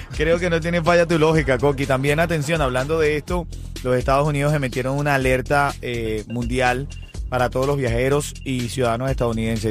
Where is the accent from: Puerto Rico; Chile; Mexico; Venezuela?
Venezuela; soy venezolano